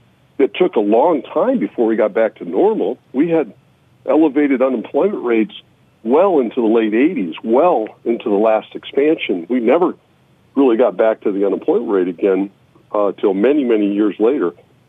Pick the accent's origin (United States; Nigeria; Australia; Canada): United States; Iowa; In the early 80s, we had basically a depression in energy and agriculture in my home state of Iowa.